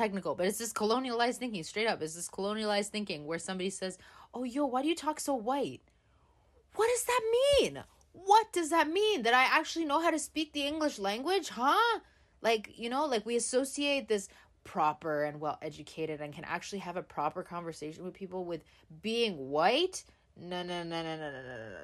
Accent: Canada; I was born in Canada

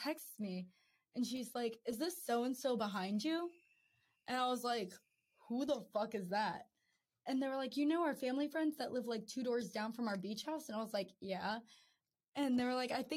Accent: Maryland, United States; I'm from Maryland.

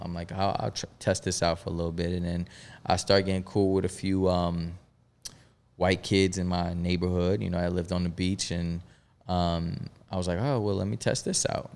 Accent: Melbourne, Florida, United States; also born or lived in Bronx, New York; we moved to Melbourne, Florida, which wa, it was, uh, initially where I was raised

